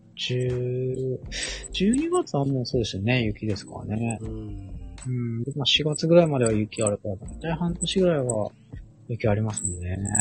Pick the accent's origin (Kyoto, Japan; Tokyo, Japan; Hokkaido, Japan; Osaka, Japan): Hokkaido, Japan; Sapporo; moved away as an adult; also born or lived in northernmost area of Japan (Wakkanai area); 僕ももともとは札幌、出身札幌育ちなので